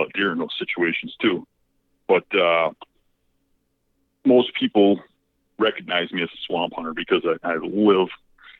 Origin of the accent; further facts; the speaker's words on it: Wisconsin, United States; I grew up in Wisconsin